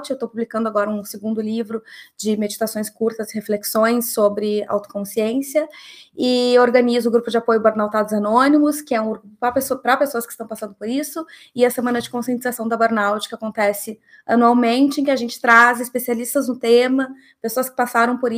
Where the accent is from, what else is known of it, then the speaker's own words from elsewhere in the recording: Rio Grande do Sul, Brazil; como eu sou gaúcha, eu vou dizer uma baita antecedência.